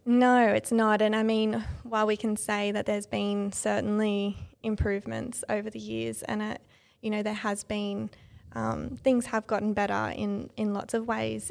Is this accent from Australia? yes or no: yes; Sutherland Shire, New South Wales, Australia; also born or lived in Illawarra; I grew up in the Sutherland Shire, so it's also the Sutherland Shire area